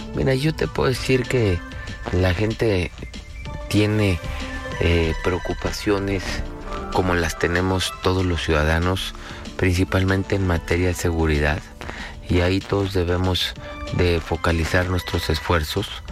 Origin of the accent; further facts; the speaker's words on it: Mexico; todos somos mexicanos